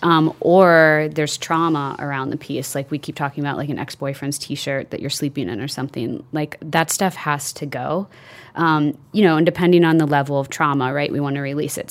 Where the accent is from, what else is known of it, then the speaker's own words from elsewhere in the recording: Midwest, United States; I grew up in the Midwest, Irish Catholic